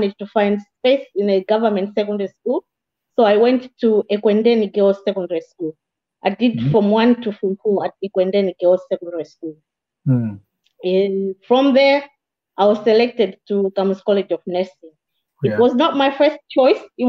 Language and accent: English; Lilongwe, Central Region, Malawi; moved away as an adult; also born or lived in Zomba, Malawi / London, United Kingdom; now in United Kingdom; I was born in Malawi. I was born in Zomba